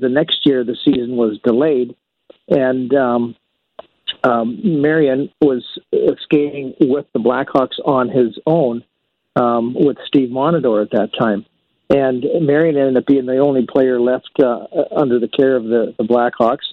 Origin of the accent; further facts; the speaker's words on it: St. Albert, Alberta, Canada; my hometown of St. Albert, Alberta